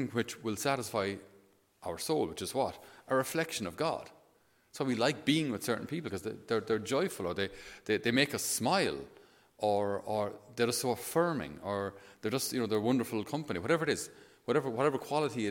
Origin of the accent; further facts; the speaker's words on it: Tipperary, Munster, Ireland; I was from Tipperary